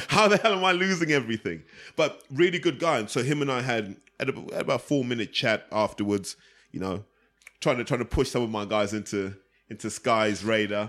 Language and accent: English; United Kingdom; We're all British